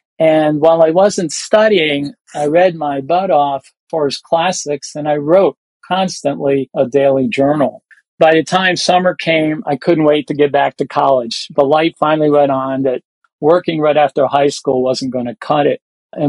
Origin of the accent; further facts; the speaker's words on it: New Jersey, United States; I was brought up in New Jersey. I attended Rider College, which is now Rider University.